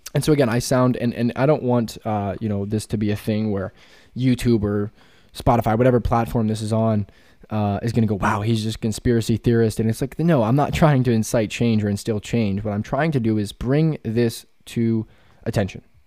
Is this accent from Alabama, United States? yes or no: no; Pennsylvania, United States; also born or lived in West Virginia; I'm from Pennsylvania